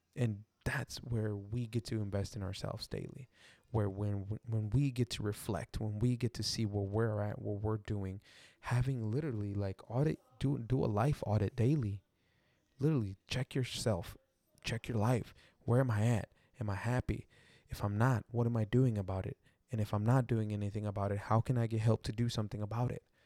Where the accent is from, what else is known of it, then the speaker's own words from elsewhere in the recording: Texas, United States; I'm from, like, Texas, and I grew up in the Mexican culture